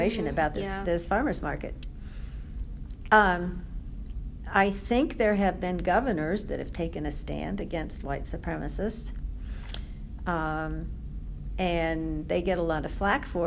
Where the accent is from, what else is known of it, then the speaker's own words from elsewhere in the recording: the North and the East, Northeast, United States; also born or lived in Brown County, Indiana / Washington, D.C.; now in Bloomington, United States; I was raised in the North and the East